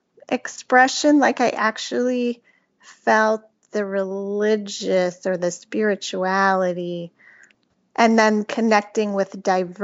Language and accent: English; South Florida, United States; also born or lived in Milwaukee, Wisconsin; I was born in Milwaukee, Wisconsin. And then from like third grade, I moved to South Florida